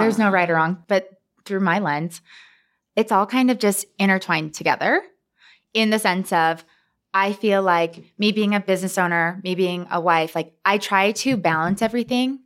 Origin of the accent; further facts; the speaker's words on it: Bountiful, Utah, United States; I grew up here in Salt Lake City. Uh, well, I grew up in Bountiful